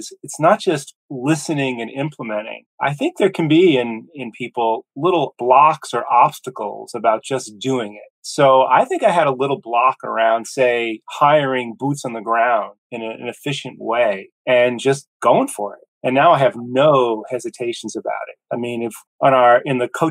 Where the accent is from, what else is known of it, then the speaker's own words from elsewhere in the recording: United States; now in Augusta, United States; I'm from the New York, New Jersey area and came down here to Augusta decades ago